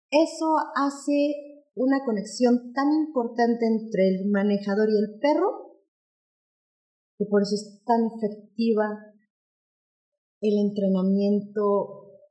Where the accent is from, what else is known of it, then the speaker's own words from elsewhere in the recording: Mexico City, Mexico; Nosotros venimos de la Ciudad de México. En la Ciudad de México hay muchas, muchas escuelas de agilidad